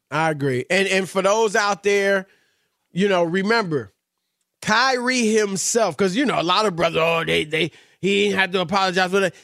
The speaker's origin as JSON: {"language": "English", "country": "United States", "said": "I'm obviously American"}